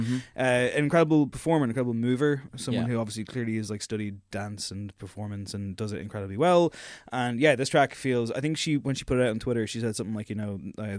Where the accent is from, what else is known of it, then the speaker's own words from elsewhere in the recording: Drogheda, Leinster, Ireland; And even though I'm from Drogheda, we get on just fine.